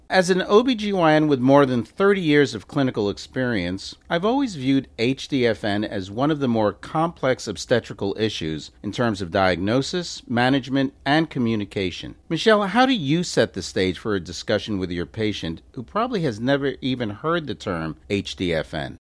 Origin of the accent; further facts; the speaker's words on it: New York, United States; also born or lived in Memphis; now in Chicago, United States; I'm originally from New York